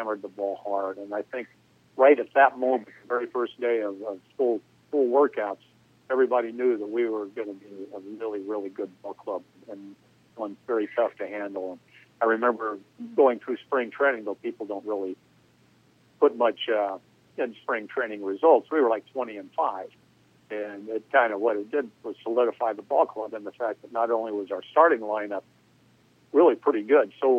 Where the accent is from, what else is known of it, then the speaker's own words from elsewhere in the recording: Southern California, United States; growing up in Southern California